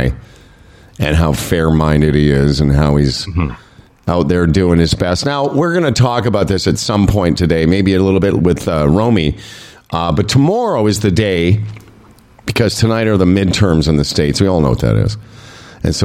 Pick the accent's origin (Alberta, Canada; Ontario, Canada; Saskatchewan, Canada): Saskatchewan, Canada; we're both from Saskatchewan